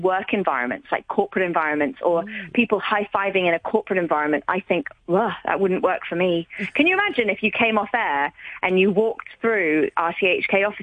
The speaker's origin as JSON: {"language": "English", "country": "Hong Kong", "tie": "born or raised there", "said": "growing up in Hong Kong"}